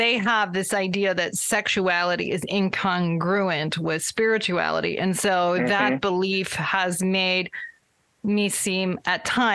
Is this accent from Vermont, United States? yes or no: yes; Vermont, United States; I grew up in Vermont, where there are not many Latter-day Saints